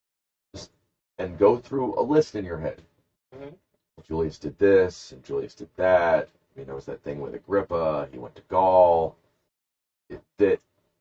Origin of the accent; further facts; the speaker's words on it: Columbus, Georgia, United States; I'm from Columbus, Georgia, not Columbus, Ohio.